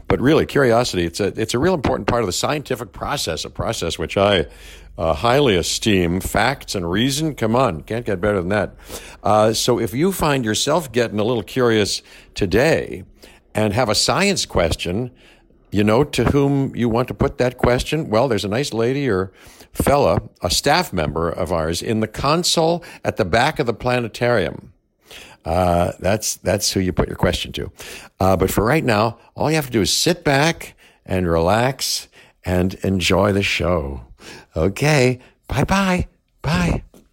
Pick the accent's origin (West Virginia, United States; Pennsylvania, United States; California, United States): Pennsylvania, United States; Pittsburgh; I grew up in Pittsburgh